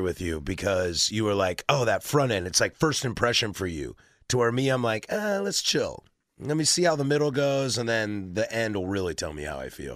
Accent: the Northwest, Pacific Northwest, United States; as somebody born and raised in the Northwest

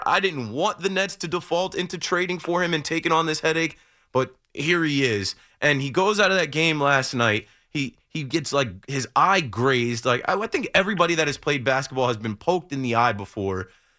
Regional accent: New Jersey, United States; I'm from Monmouth County. Yeah, of course. I'm from the Shore.

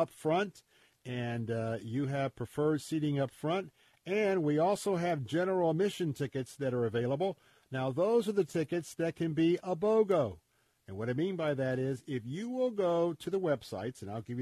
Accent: Tampa, Florida, United States; I grew up right here in Tampa

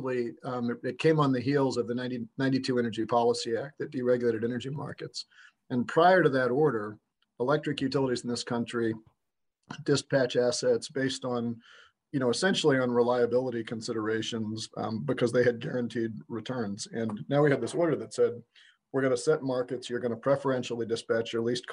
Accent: Westchester County, New York, United States; now in Illinois, United States; this is growing up in New York in the 80s

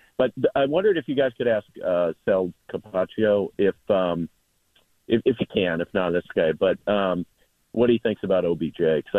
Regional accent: Buffalo, New York, United States; I grew up in Buffalo

